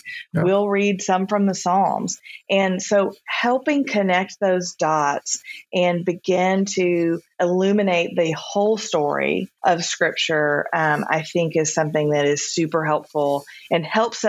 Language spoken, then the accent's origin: English; the South, United States; I grew up in the South